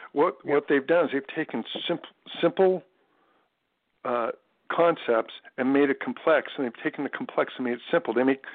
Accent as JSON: {"language": "English", "region": "California", "country": "United States", "tie": "born or raised there", "moved": "yes", "lives_now": "Florida, United States", "said": "Yeah, well, I was born in California"}